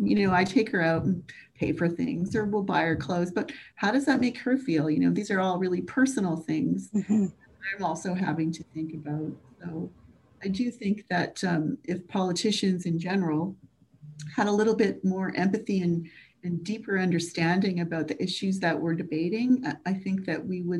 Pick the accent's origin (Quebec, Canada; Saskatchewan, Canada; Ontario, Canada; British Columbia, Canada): Quebec, Canada; I come from actually a really poor family. And I grew up in Quebec. We moved a lot, and that's poverty does that, right?